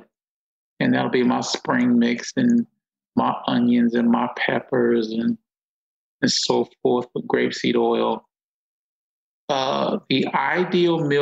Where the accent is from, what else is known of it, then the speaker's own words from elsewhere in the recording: Newark, New Jersey, United States; also born or lived in Brixton, London; I had original Italian food growing up in Newark my whole life